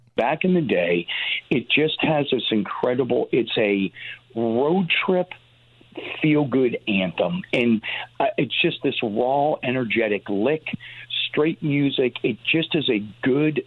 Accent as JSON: {"language": "English", "region": "Northeast", "country": "United States", "tie": "born or raised there", "said": "growing up in the Northeast"}